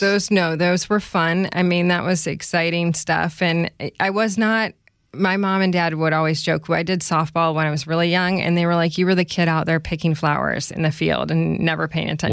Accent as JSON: {"language": "English", "town": "Chicago", "region": "Illinois", "country": "United States", "tie": "born or raised there", "also_born_or_lived": "Pennsylvania", "said": "I grew up in the Chicago area."}